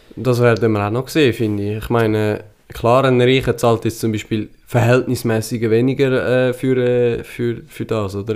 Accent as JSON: {"language": "German", "country": "Switzerland", "said": "Selber sind wir Schweizer"}